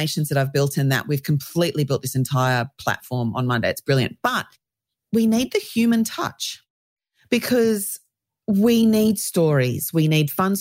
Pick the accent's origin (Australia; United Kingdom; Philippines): Australia; accent: Australian; as you can tell by my accent, I'm Australian